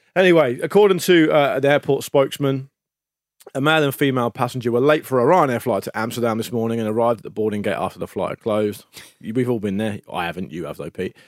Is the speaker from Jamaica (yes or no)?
no; United Kingdom; the radio station I used to listen to growing up on the South Coast